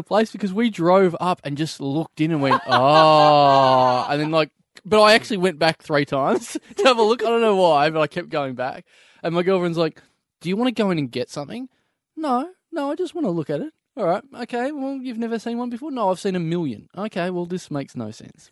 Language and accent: English; Maryborough, Australia; moved away; I've gone back to my hometown of Mary Burrow